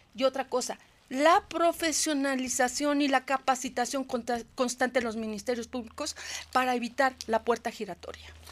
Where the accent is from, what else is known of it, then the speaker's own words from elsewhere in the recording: Puebla, Mexico; soy ciudadana poblana, Aquí vive mi familia